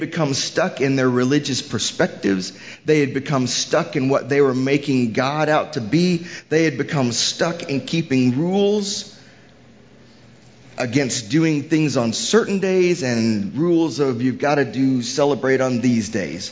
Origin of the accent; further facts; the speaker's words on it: Houston, Texas, United States; moved away; I'm from Houston originally